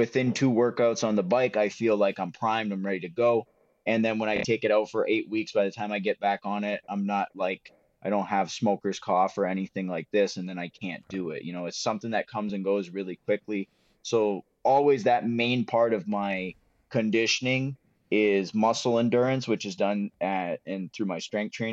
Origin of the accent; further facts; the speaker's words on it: Windsor, Ontario, Canada; I grew up in Windsor